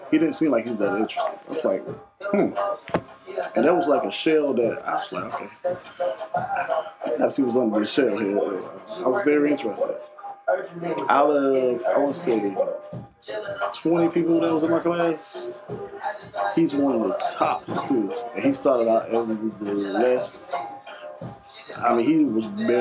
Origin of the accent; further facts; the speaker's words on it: Augusta, Georgia, United States; I'm a country boy. I'm from Augusta, Georgia.